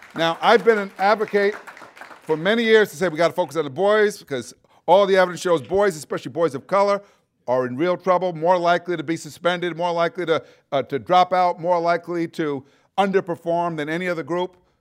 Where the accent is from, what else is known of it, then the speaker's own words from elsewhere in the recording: New York City, New York, United States; moved away; I'm from New York City originally. Uh, lived at, part of the time in Brooklyn, a area called Brownsville